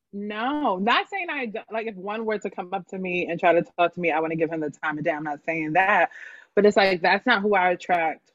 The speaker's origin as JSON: {"language": "English", "town": "Broomall", "region": "Pennsylvania", "country": "United States", "tie": "born or raised there", "also_born_or_lived": "Bryn Mawr, Pennsylvania", "said": "I grew up in Broomall, PA, which is like outside of Philly, but I was actually born in Bryn Mawr"}